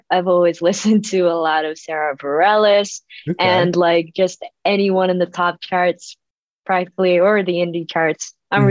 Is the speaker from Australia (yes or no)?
no; Indonesia; But a lot of the people here in Indonesia, I guess we just h